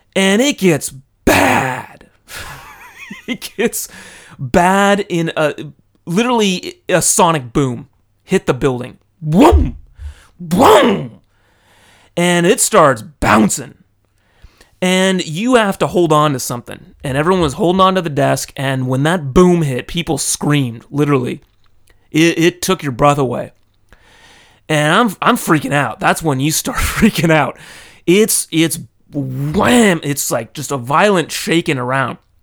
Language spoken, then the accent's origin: English; California, United States; now in Tokyo, Japan; I was raised in California. Now I live in Tokyo.